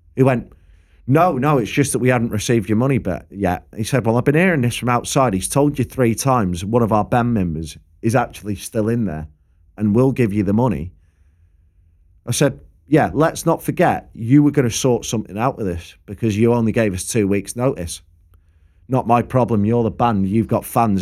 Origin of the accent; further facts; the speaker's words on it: Preston, North West England, United Kingdom; I'm from Preston.